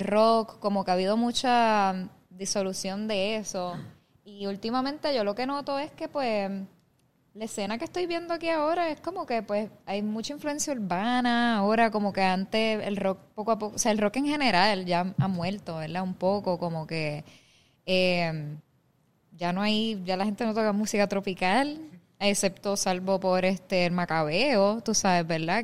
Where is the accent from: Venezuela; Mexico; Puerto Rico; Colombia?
Puerto Rico; moved away as an adult; also born or lived in New York, United States; cuando uno crece aquí